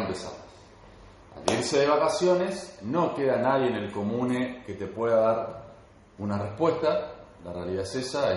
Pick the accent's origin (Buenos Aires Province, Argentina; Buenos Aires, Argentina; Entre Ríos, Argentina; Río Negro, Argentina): Entre Ríos, Argentina; Concordia; Soy de Concordia, Entre Ríos